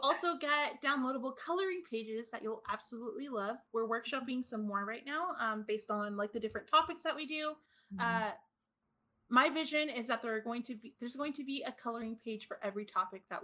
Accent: California, United States; I'm from California

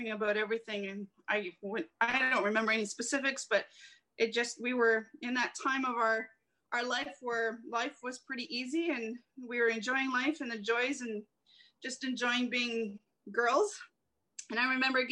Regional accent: Cheapside, Ontario, Canada; I was born August 9th in 1972, living in Cheapside, that little village of Cheapside

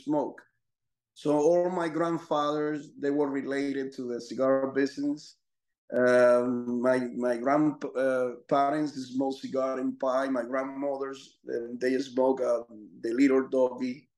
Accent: Dominican Republic; I'm from Dominican Republic, which is a 11 million population, small country

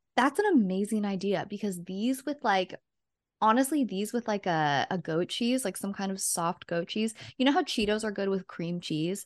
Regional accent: Redding, California, United States; in my hometown that we used to go to a lot, shout out Sailing Boat in Redding, California

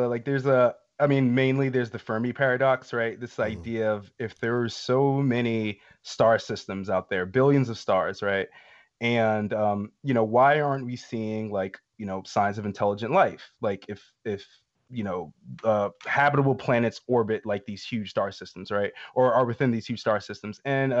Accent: Atlanta, Georgia, United States; I know this, I'm from Atlanta, I should know

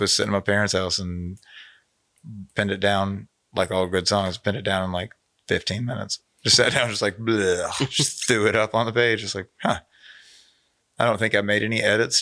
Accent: Jackson, Tennessee, United States; also born or lived in Plano, Texas / Dallas, Texas; now in Memphis, United States; I moved there when I was a kid. I'm from Dallas. I was born in Plano, Texas, grew up as a little kid in Dallas, and then moved to Jackson, Tennessee.

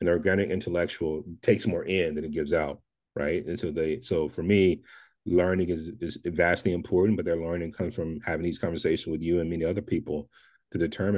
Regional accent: the South, United States; I'm from the South, and we have this thing called Southern hospitality

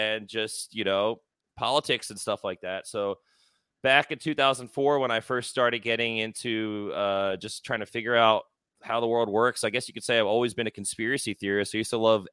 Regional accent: Philadelphia, Pennsylvania, United States; moved away; also born or lived in South Florida; I'm originally from Philadelphia

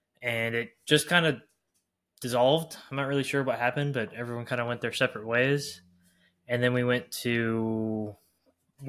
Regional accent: Texas, United States; I'm from Texas, so it's all big churches.

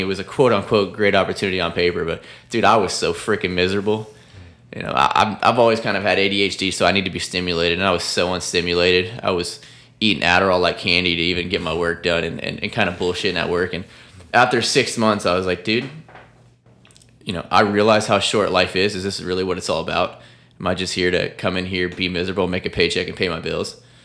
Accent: Sarasota, Florida, United States; my hometown of Sarasota, Bradenton, Florida

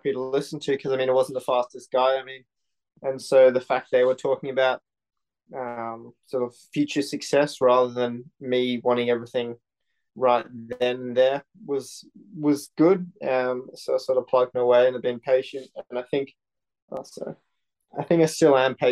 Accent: Sydney, New South Wales, Australia; moved away as an adult; also born or lived in New York; growing up in Sydney in a good school

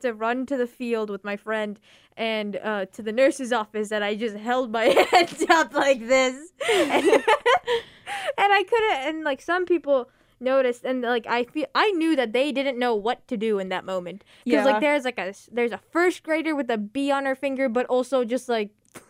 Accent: United States; I'm American, of course. I know what an ounce is.

